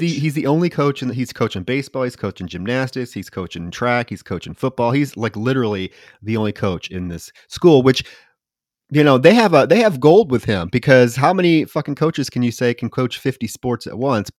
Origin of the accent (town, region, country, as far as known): Davenport, Iowa, United States; born or raised there